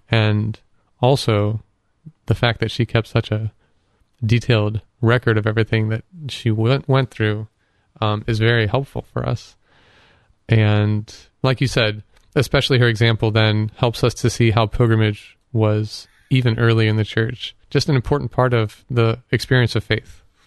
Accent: Canton, Ohio, United States; Up in Canton. um, which is my hometown

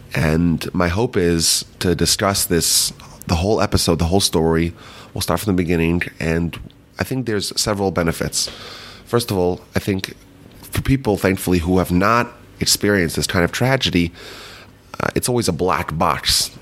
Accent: Muncie, New York, United States; we grew up in Muncie, New York.

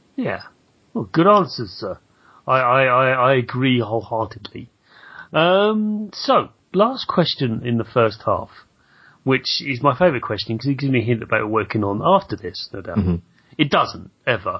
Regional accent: United Kingdom; as a British person

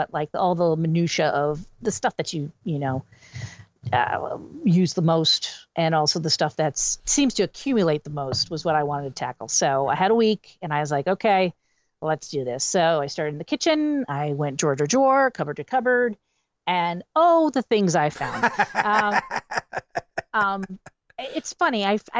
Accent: Wilkes-Barre, Pennsylvania, United States; moved away; I'm originally from the Wilkes-Barre Scranton area

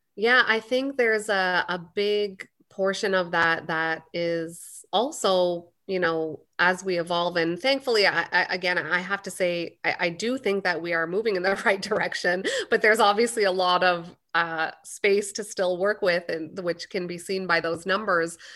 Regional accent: Canada; I was born and raised in Canada

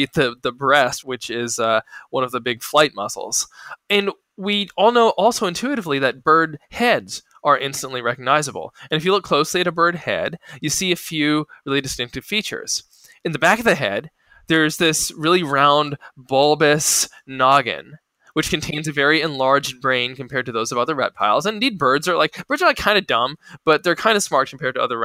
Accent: Ohio and Kansas, Midwest, United States; moved away as an adult; now in New Haven, United States; I grew up in Ohio and in Kansas

